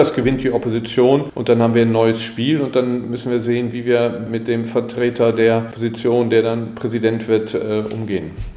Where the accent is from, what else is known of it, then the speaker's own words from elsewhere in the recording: Germany; als Deutsche